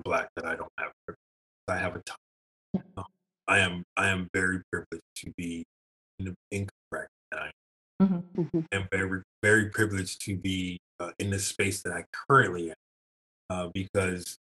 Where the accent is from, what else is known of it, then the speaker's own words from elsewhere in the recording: Chicago, Illinois, United States; now in Northern Ontario, Canada; Being a kid from the south side of Chicago in Inglewood